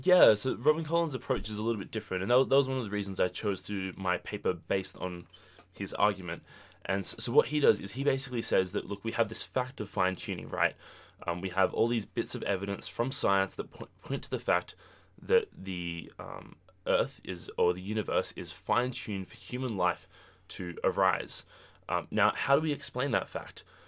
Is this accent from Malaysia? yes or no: no; Australia; moved away as an adult; now in United States; I'm from Australia